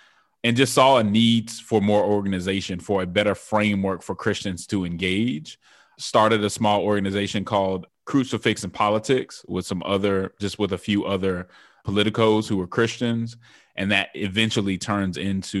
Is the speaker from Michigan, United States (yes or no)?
no; Denver, Colorado, United States; So I'm originally from Denver, Colorado, was raised in the church